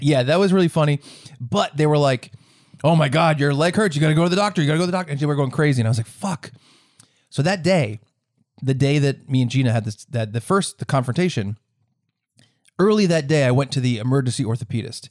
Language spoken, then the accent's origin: English; Rhode Island, United States; I'm in my home state of Rhode Island